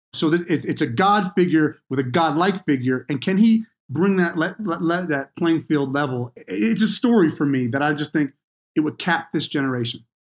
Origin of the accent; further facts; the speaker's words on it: New Jersey, United States; I grew up in New Jersey.